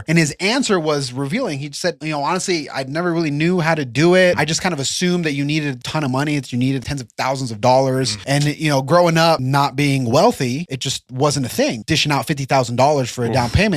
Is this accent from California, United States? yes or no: no; Provo, Utah, United States; I'm from Utah. I was actually born in Provo. I'm an 801 boy.